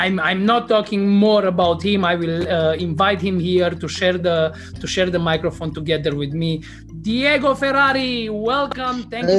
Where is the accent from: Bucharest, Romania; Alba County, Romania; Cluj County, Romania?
Cluj County, Romania; Cluj-Napoca; Cluj-Napoca in Transylvania, in my hometown.